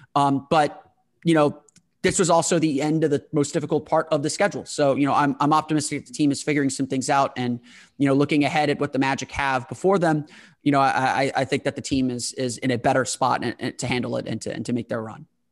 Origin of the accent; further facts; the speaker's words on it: United States; being an American